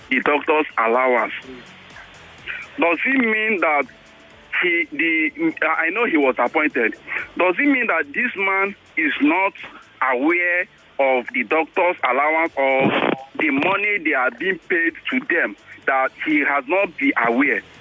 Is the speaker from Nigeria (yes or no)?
yes; Nigeria; The kind of statement or the kind of work they present, to me as a Nigerian, I always been ashamed.